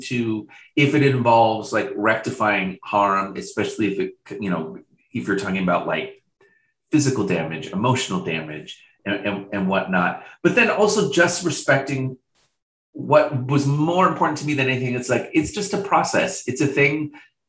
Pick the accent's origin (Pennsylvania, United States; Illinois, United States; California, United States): California, United States; Riverside; also born or lived in Boise, Idaho; I moved from Boise, Idaho to Riverside, California.